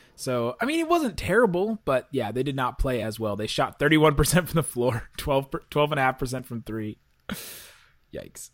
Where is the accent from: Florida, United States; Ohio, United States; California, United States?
Ohio, United States; Cincinnati; I am from Cincinnati